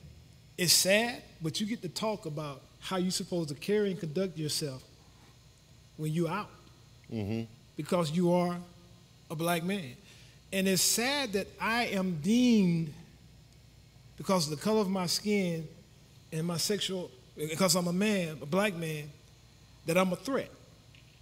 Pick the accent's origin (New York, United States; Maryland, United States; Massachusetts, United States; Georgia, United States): Georgia, United States; I'm from Georgia, and growing up in the South, in my small town